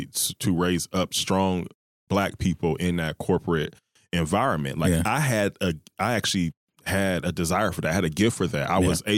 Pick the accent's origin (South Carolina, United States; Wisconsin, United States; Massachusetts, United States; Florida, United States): Wisconsin, United States; Milwaukee; moved away; I was back home dealing with back home in Wisconsin. I'm from Milwaukee, Wisconsin.